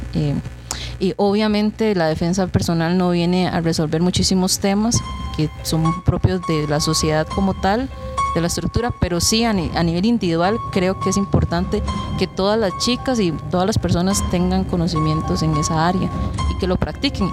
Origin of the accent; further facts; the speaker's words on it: Buenos Aires, Puntarenas, Costa Rica; also born or lived in Pérez Zeledón, Costa Rica; yo soy oriunda de Buenos Aires de Punta Arenas. Nací en Pérez Celedón.